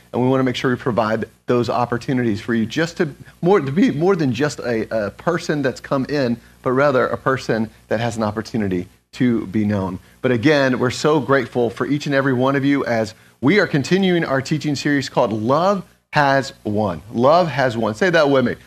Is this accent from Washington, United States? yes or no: no; Atlanta, Georgia, United States; moved away; also born or lived in Schroon Lake, New York; I'm originally from Atlanta